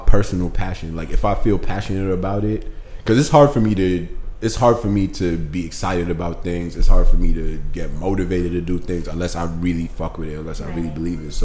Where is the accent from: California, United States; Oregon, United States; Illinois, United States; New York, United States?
New York, United States; New York City; I'm born and raised in New York City, Brooklyn